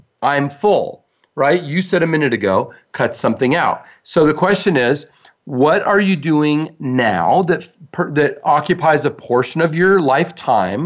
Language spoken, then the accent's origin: English; United States; we're American